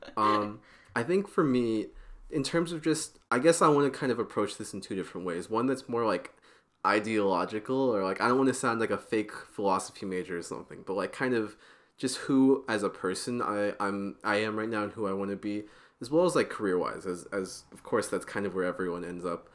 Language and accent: English; Portland, Oregon, United States; I'm from Portland, Oregon